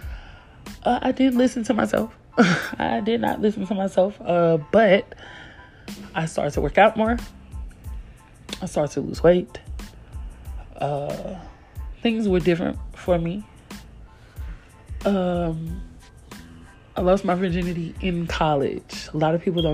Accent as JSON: {"language": "English", "region": "Tennessee", "country": "United States", "also_born_or_lived": "Kansas", "moved": "as an adult", "said": "I'm from Tennessee, they're from Kansas, and from other states, but you know, I'm from the South."}